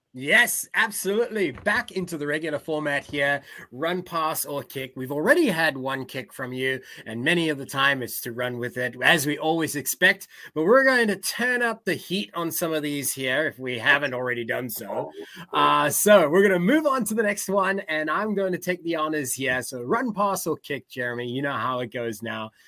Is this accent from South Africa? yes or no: yes; South Africa; I'm South African